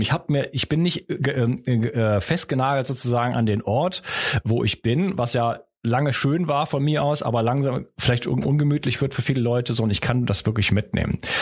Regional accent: Wuppertal, North Rhine-Westphalia, Germany; da kommt unser Akzent wieder durch. Wir kommen übrigens aus derselben Stadt, wir beiden

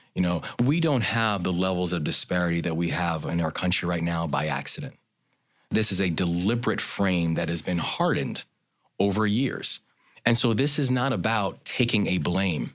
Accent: Baltimore, Maryland, United States; my hometown of Baltimore.

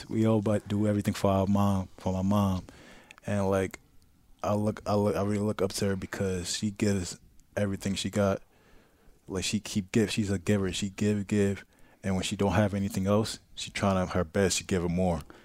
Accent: New York City, New York, United States; moved away as an adult; also born or lived in Brooklyn; now in Tampa, United States; I'm from Queens

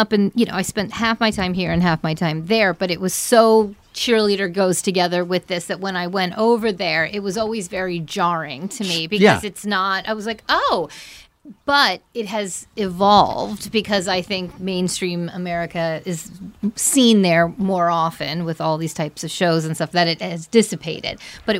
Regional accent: New Jersey, United States; accent: Jersey; also born or lived in Australia; growing up I grew up in Jersey

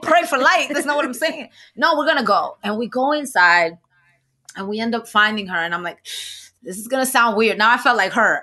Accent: New York City, New York, United States; I'm from the Bronx

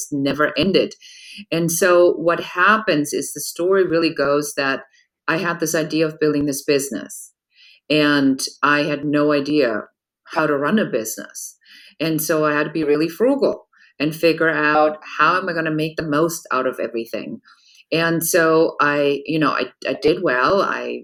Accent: Germany; moved away as an adult; now in Los Angeles, United States; I come from Germany, and in Germany, everything is, you know, pretty regulated

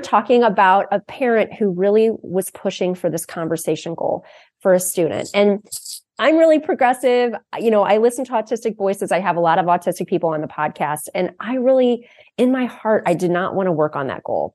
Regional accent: Akron, Ohio, United States; I grew up in Akron, Ohio, home of Goodyear

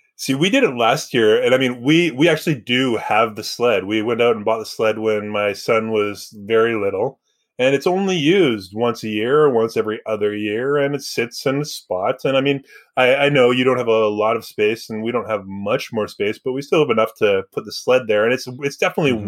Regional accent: Surrey, British Columbia, Canada; I grew up in Surrey, which is a little different

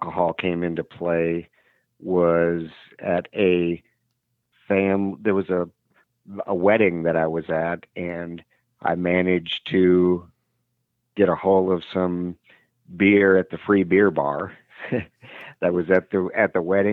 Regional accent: Wisconsin, United States; I had a great childhood. We lived in a small suburb in Wisconsin

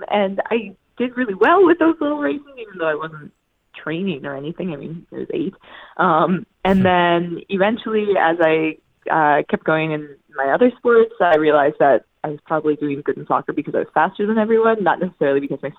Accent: Newfoundland and Labrador, Canada; watching that from home in Newfoundland. So I was 13 at the time

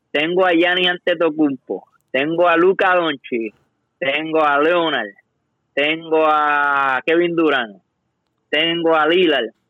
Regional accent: Puerto Rico; como, como boricua

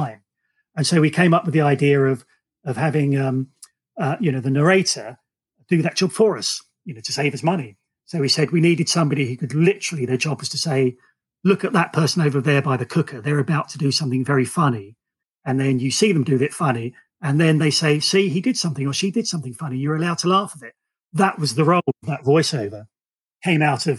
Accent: Romford, London, United Kingdom; moved away; also born or lived in the Midlands; I grew up in Romford. I moved to a small town in the Midlands

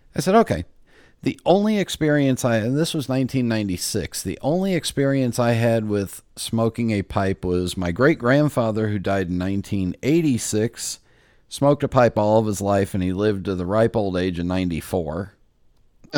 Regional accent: Los Angeles, California, United States; growing up in Los Angeles

